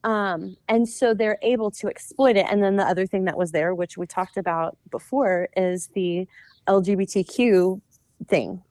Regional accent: the South, United States; I was born in the South

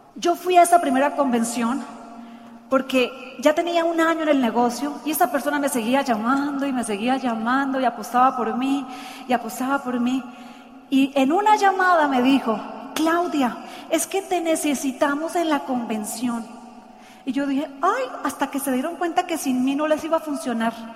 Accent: Santander, Colombia; Ella es de mi tierra, santanderiana. Dicen que las santanderianas planchamos con la mano

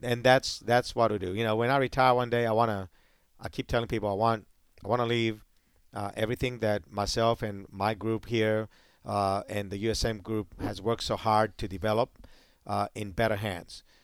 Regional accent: Greece; also born or lived in Hawaii, United States; now in United States; I'm from the Mediterranean

